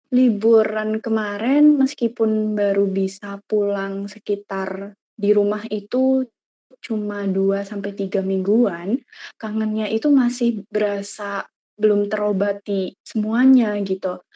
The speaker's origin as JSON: {"language": "Indonesian", "town": "Purbalingga", "region": "Central Java", "country": "Indonesia", "moved": "as an adult", "lives_now": "Semarang, Indonesia", "said": "asal aku dari Purbalingga"}